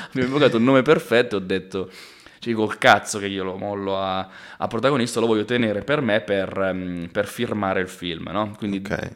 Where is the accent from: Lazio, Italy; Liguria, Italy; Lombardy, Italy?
Lombardy, Italy; Pioltello; sono nato e cresciuto a Pioltello